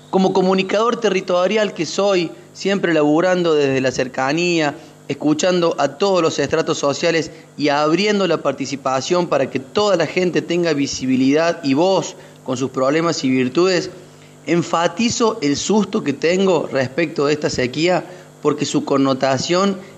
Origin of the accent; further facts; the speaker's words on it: Córdoba, Argentina; ya que soy nacido y criado en Sierras Chicas y he sido testigo y protagonista del embate del desarrollo inmobiliario en este corredor